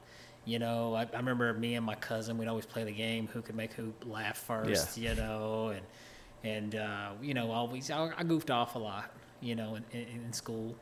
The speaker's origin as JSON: {"language": "English", "town": "Oak Ridge", "region": "Tennessee", "country": "United States", "tie": "born or raised there", "said": "born and raised in East Tennessee"}